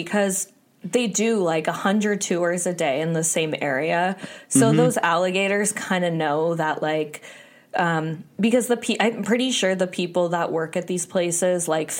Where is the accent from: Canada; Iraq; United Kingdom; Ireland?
Canada; I'm from Canada